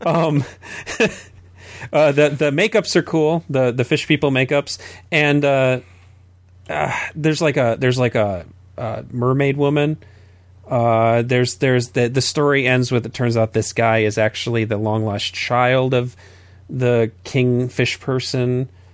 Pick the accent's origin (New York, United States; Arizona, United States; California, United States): Arizona, United States; Southern; I grew up in Southern Arizona